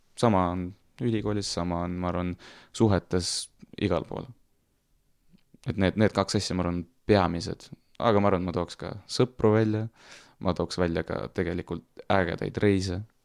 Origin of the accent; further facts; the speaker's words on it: Tartu, Tartu County, Estonia; mina ise olen pärit nagu Annelinnast